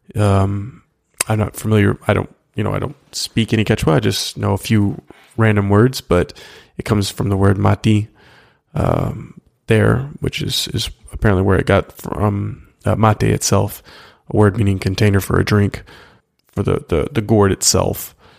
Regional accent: United States; as an American

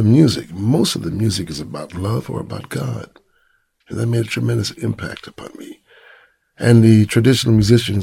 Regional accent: New York City, New York, United States; growing up in Brooklyn

